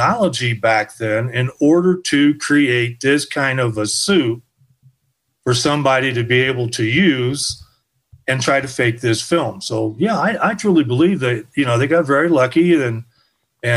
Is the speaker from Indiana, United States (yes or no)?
yes; Indiana, United States; I was born and raised there